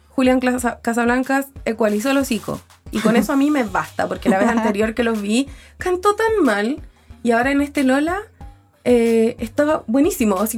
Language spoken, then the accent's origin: Spanish; Concepción, Biobío, Chile; Yo soy penquista